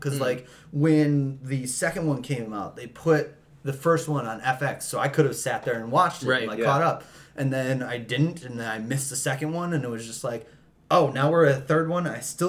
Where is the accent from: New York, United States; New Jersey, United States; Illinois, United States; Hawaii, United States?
Illinois, United States; Chicago; I'm from Chicago.